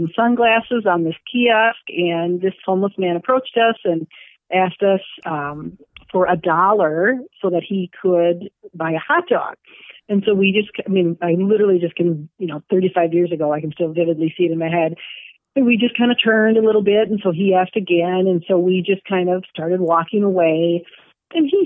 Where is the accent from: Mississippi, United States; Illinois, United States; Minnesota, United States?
Minnesota, United States; moved away as an adult; now in Madison, United States; I'm from Minnesota, and my senior year in high school